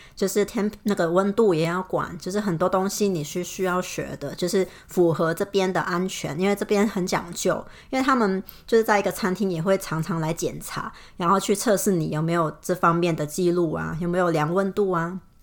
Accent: Hong Kong; moved away; 我是香港的

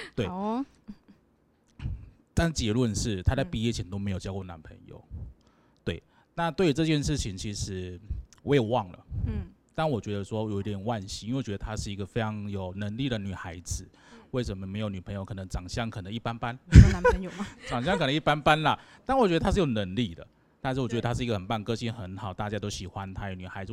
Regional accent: Taiwan; 我们台湾人很，很团结

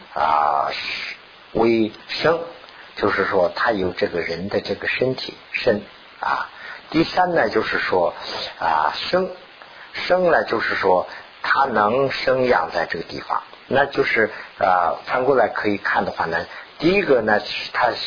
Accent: China; 我们是从大陆过来的嘛，毛泽东就是有这个情况。

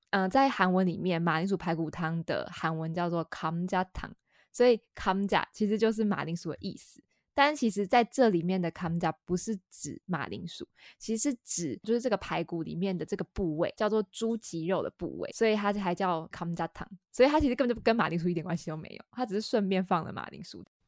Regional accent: Taiwan; moved away as an adult; also born or lived in United Kingdom; 我是比较奇怪的台湾人

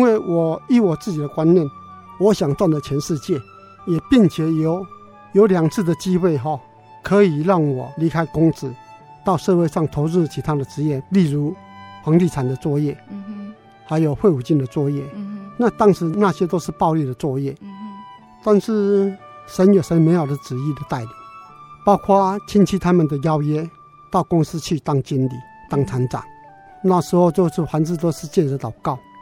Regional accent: Taichung, Taiwan; 我出生在台中市，嗯哼。长大在台中市，工作在台中市，嗯哼。说一辈子都在台中市里面

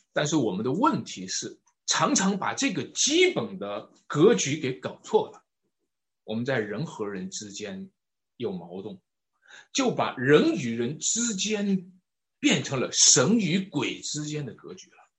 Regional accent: China; 我们中国人

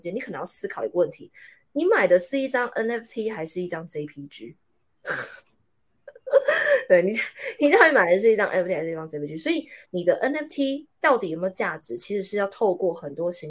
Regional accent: Taiwan; 我现在明明就是一个台湾人，对不对？

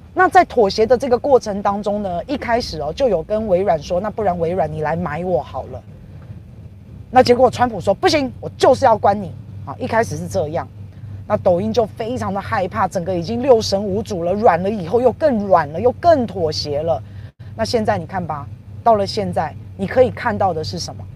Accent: Taiwan; 我们台湾人到大陆去工作

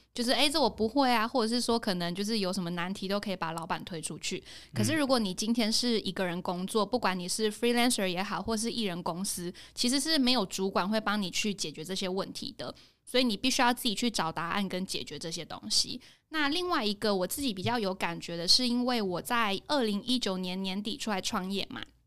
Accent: Hsinchu, Taiwan; moved away as an adult; now in Taipei, Taiwan; 我是新竹人

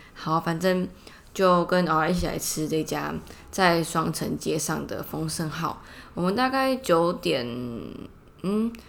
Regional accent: Taipei, Taipei City, Taiwan; 我从小住在市里嘛

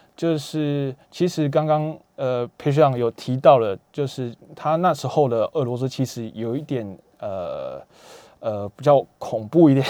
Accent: Taiwan; 我就会特别强调我是来自台湾，我不是来自China

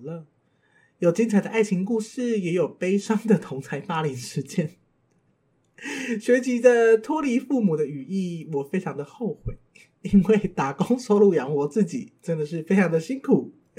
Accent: Tainan, Taiwan; 我来自台南，出生于一个再平凡不过的台南乡村

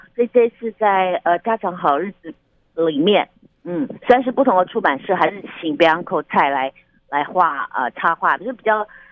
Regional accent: Taiwan; 我们台湾人

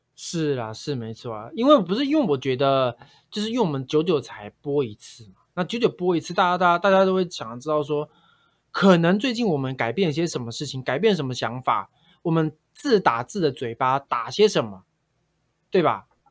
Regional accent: Taiwan; 我是在客家庄长大的啊

